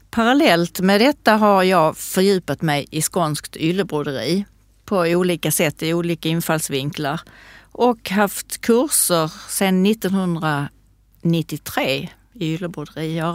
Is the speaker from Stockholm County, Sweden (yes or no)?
no; Skåne, Sweden; Jag är född i Skåne 1953